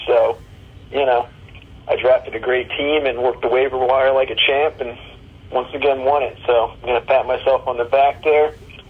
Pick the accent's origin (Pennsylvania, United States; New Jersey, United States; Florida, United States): Florida, United States; Tampa; down here in my hometown, here down in Tampa.